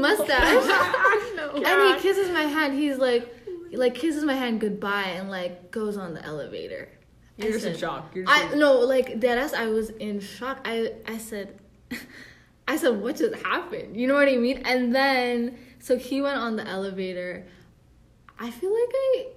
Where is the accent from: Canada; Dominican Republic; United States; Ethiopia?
Ethiopia; I'm Ethiopian